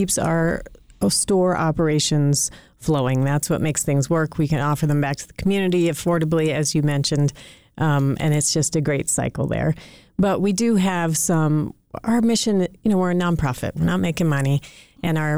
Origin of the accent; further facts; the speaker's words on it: St. Louis, Missouri, United States; I grew up in St. Louis